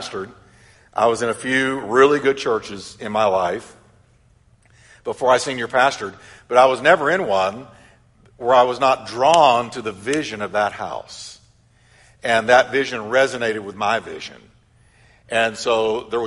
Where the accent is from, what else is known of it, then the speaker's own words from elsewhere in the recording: Texas, United States; I was raised in Texas